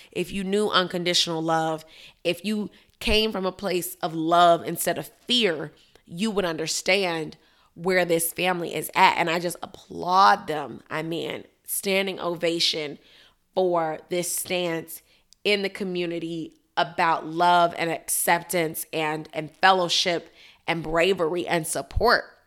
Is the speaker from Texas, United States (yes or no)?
no; Chicago, Illinois, United States; now in Miami, United States; my hometown, Chicago, Illinois